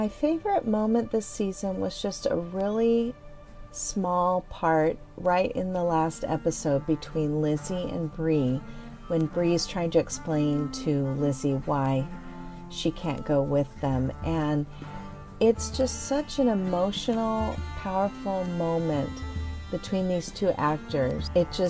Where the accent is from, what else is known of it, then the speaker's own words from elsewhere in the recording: San Diego, California, United States; I'm from San Diego, California